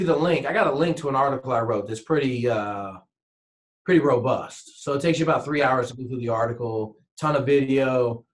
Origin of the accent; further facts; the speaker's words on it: Washington, United States; growing up in Washington State